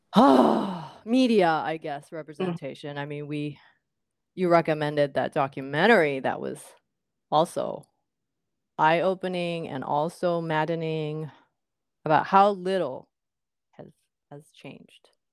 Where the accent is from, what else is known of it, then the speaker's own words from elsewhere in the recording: Japan; moved away as an adult; now in United States; I grew up in Japan until you know the first half of my, not first half but uh, until I was what first year college